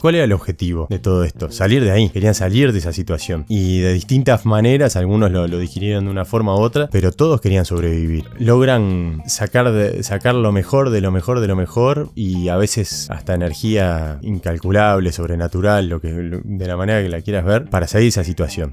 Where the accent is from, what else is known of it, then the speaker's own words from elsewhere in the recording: Uruguay; soy uruguayo